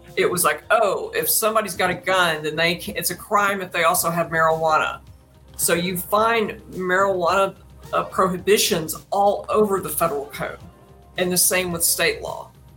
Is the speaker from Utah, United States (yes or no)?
no; Brown County, Texas, United States; When I was growing up in rural Texas, but our I lived in Brown County